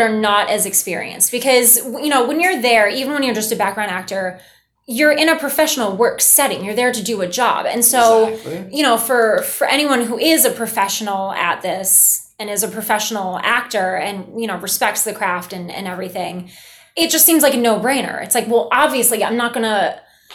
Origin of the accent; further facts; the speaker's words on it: New York, United States; Being that I'm so close to home, being that my hometown's upstate